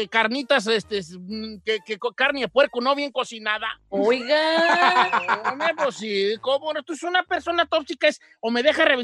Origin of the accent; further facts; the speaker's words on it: Guadalajara, Jalisco, Mexico; Es que yo soy de Guadalajara y ya